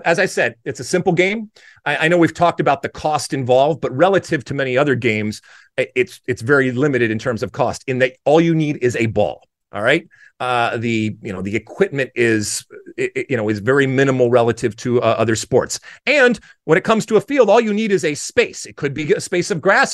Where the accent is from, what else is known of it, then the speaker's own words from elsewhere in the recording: United States; I grew up, and as an American playing soccer in the seventies and eighties